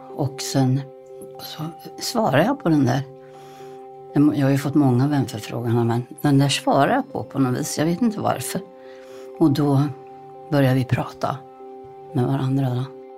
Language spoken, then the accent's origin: Swedish; Småland, Sweden; jag var från Småland